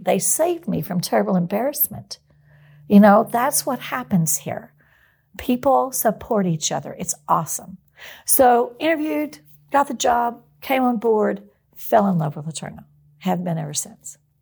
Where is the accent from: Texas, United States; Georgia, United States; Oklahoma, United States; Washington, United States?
Texas, United States; outside of Houston; also born or lived in Longview, Texas; I grew up outside of Houston.